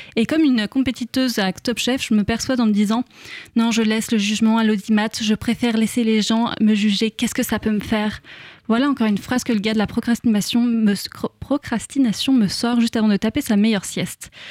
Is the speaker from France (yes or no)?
yes; France; en tant que bonne française